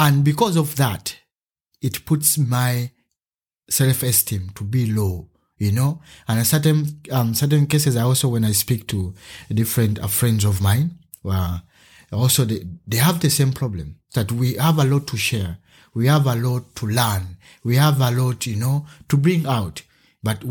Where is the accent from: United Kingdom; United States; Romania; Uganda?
Uganda; now in Germany; I come from Uganda and I'm an artist. Yeah, I'm a simple man living in Germany right now